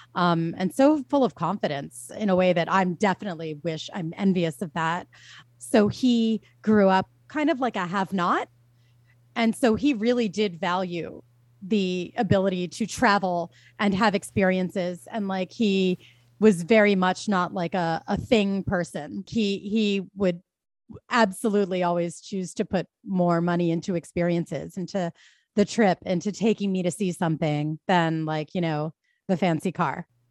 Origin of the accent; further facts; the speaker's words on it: Philadelphia, Pennsylvania, United States; I'm from Philadelphia